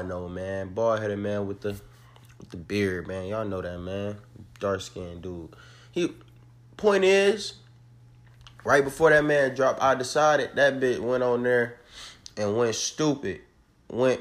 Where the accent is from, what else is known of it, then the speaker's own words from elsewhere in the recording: Detroit, Michigan, United States; I'm from Detroit, Michigan